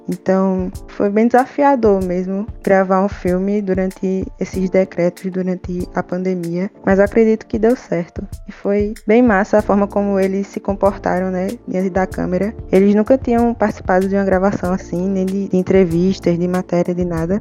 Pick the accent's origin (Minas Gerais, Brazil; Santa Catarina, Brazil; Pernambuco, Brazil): Pernambuco, Brazil; Petrolândia; Eu sou de Petrolândia, aqui no interior de Pernambuco